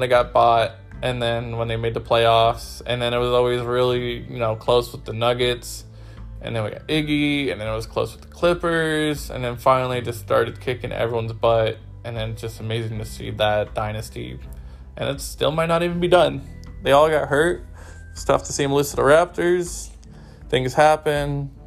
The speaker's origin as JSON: {"language": "English", "area": "Bay Area", "region": "California", "country": "United States", "tie": "born or raised there", "said": "growing up in the Bay Area"}